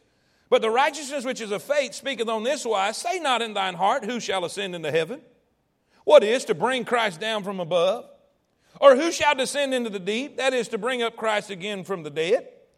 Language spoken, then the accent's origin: English; the South, United States; Because I'm in the South. And I grew up in the Bible Belt. And my granny and Paw Paw went to church.